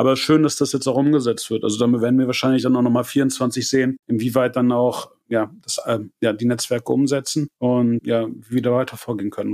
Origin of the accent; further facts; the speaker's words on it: Germany; wir auch als Deutsche